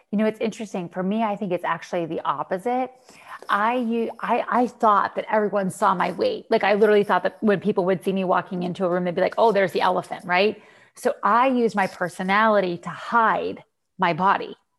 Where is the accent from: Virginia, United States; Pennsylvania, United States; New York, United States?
Pennsylvania, United States; Western; moved away as an adult; now in Florida, United States; I'm from Western Pennsylvania